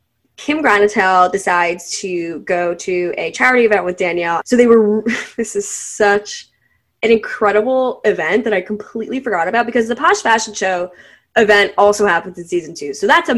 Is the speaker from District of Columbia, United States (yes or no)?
no; New Jersey, United States; I'm from New Jersey